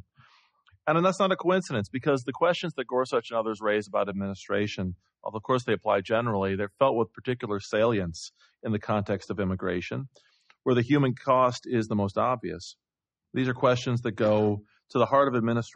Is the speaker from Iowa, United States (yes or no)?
yes; Iowa, United States; I'm from Iowa